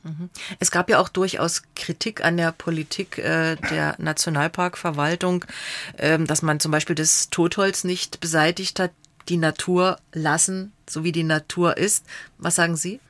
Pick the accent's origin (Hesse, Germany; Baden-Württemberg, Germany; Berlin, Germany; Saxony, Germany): Saxony, Germany; Radeberg; ich bin äh, in Radeberg aufgewachsen